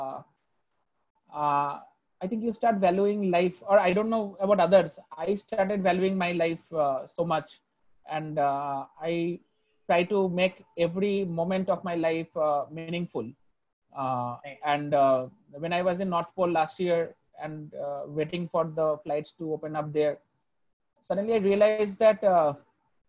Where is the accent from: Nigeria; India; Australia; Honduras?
India; being an Indian